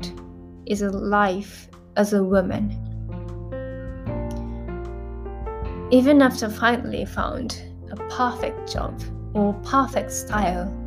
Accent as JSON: {"language": "English", "country": "Japan", "tie": "born or raised there", "second_language": "English", "said": "I was born and raised in Japan"}